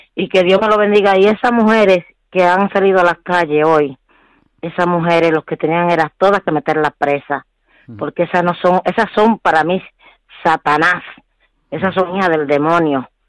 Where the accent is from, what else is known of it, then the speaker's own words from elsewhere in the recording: Santo Domingo, Distrito Nacional, Dominican Republic; now in Spain; Yo soy de Santo Domingo y soy una persona muy religiosa